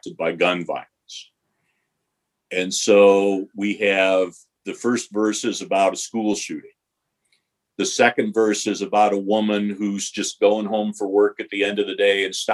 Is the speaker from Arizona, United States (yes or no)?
no; Detroit, Michigan, United States; moved away; also born or lived in West Coast; I grew up in Detroit